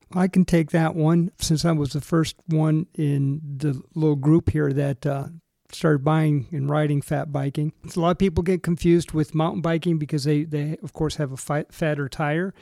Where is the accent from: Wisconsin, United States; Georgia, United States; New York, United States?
Wisconsin, United States; Racine; moved away; also born or lived in Michigan / Texas; I was originally from uh, Racine, Wisconsin, ended up in Michigan